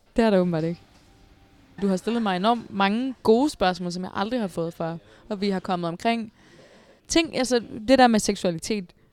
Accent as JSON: {"language": "Danish", "town": "Odense", "region": "Southern Denmark", "country": "Denmark", "said": "jeg er fra Odense og har spillet i OB"}